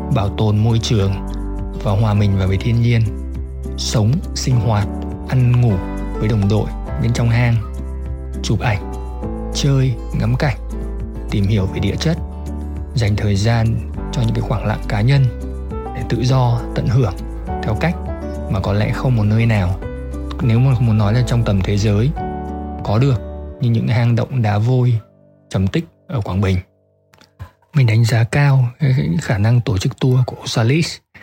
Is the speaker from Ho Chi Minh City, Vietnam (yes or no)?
no; Hanoi, Vietnam; mình đến từ Hà Nội